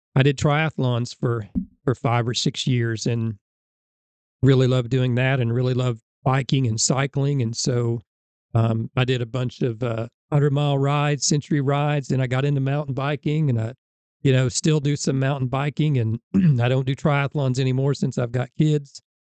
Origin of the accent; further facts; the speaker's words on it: Illinois, United States; moved away as an adult; now in Alabama, United States; where I grew up in Illinois, we didn't have middle school football